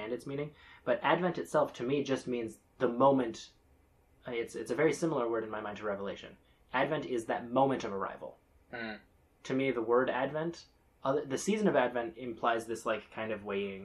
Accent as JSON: {"language": "English", "town": "Bethlehem", "region": "West Bank", "country": "Palestine", "tie": "born or raised there", "moved": "yes", "said": "we did Orthodox Christmas sometime growing up in Bethlehem"}